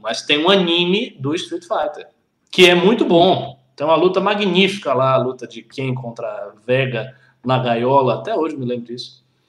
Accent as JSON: {"language": "Portuguese", "region": "Bahia", "country": "Brazil", "moved": "as an adult", "lives_now": "São Paulo, Brazil", "said": "eu que sou, baiano e vim, vim para cá há um ano e pouco"}